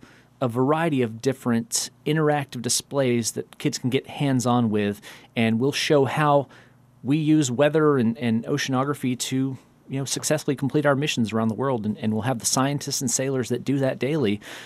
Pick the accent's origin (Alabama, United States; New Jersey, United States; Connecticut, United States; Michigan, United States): Alabama, United States; moved away; I grew up in Alabama.